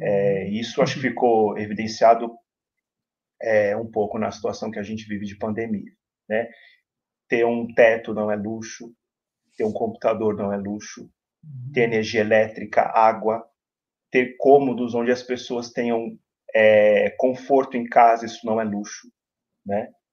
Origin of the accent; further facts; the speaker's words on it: São Paulo, Brazil; escola do bairro onde eu cresci, onde eu moro, onde eu me formei é, como cidadão, onde eu me formo, onde eu ainda aprendo muito como cidadão, que é a Coab Raposo